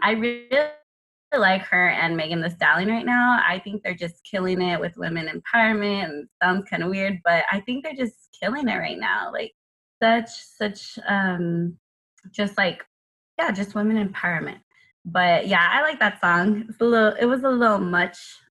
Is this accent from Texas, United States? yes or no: yes; San Antonio, Texas, United States; I currently am living in San Antonio. I'm from San Antonio.